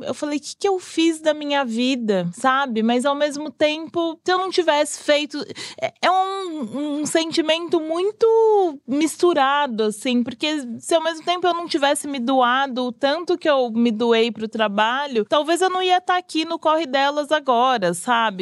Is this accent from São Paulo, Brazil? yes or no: yes; São Paulo, Brazil; eu sou de Pirituba, nascida e criada ali